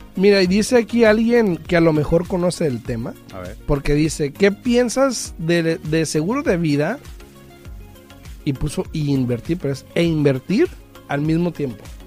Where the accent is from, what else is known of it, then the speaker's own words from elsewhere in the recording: Mexico; moved away; yo soy mexicano, tú también. En mi cultura, porque yo crecí allá